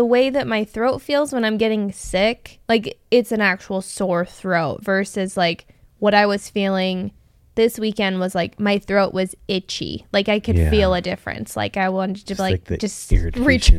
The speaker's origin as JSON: {"language": "English", "region": "Arizona", "country": "United States", "said": "And like, we're from Arizona."}